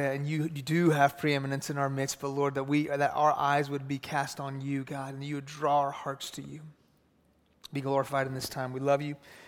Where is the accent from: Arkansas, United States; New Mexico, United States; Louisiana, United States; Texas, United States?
Texas, United States; Houston; I grew up in Houston. I grew up in a Muslim home. My family's from Iran.